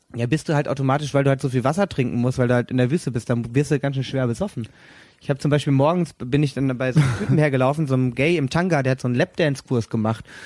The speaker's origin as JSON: {"language": "German", "area": "Sauerland", "region": "North Rhine-Westphalia", "country": "Germany", "moved": "yes", "lives_now": "Cologne, Germany", "said": "ich dann halt als Sauerländer"}